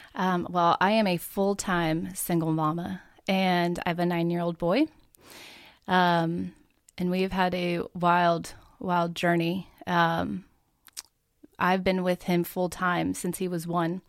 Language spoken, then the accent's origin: English; Oregon, United States; moved away as an adult; now in Middle Tennessee, United States; I grew up in Oregon